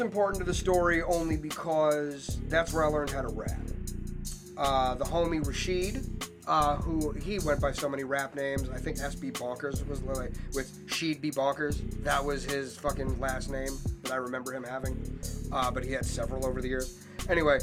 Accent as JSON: {"language": "English", "area": "Panther Valley", "region": "New Jersey", "country": "United States", "tie": "born or raised there", "also_born_or_lived": "Manhattan, New York / Colorado / Worcester", "moved": "yes", "said": "I came from Panther Valley"}